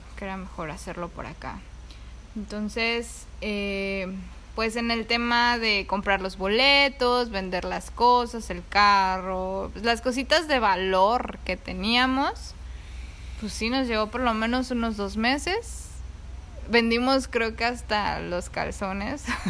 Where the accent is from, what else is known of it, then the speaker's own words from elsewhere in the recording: Mexico City, Mexico; moved away as an adult; now in Oahu, United States; yo crecí en, en la ciudad, yo viví ahí toda mi vida.